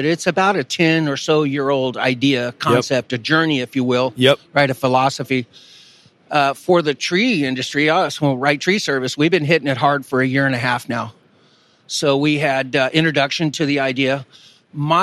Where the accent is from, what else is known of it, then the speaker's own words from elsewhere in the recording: California, United States; moved away as an adult; also born or lived in Europe / South America; I was born in California, and I moved off when I went to the military, then came back, went to school, got my bachelor's in Sacramento.